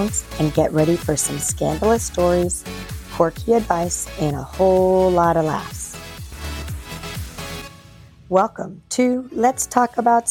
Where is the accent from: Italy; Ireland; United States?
Ireland; I'm Irish.